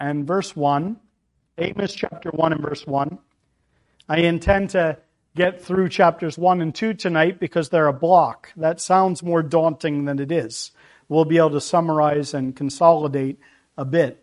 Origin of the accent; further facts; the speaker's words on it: Pennsylvania, United States; We are from Pennsylvania. At least that's where I'm from. My wife is an import